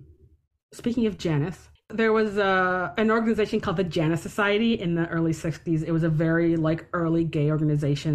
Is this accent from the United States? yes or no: yes; Detroit, Michigan, United States; I grew up in Detroit